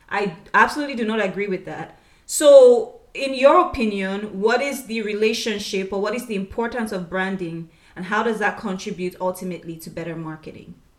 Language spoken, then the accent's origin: English; Nigeria; We're both from Nigeria